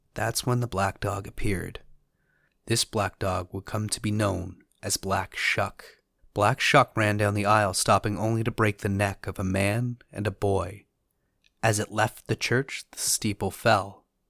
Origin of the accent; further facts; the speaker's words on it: Canada; As a Canadian